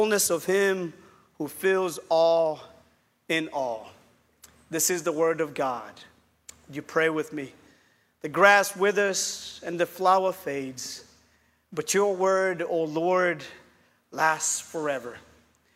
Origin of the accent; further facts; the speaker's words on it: Kenya; now in Chattanooga, United States; I'm from Kenya. I did grow up in Kenya, and I'm pastoring a small church in Chattanooga, Tennessee